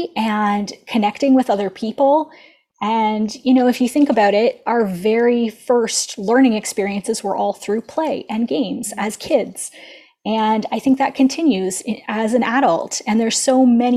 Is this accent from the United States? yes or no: no; Ontario, Canada; I'm from Ontario, Canada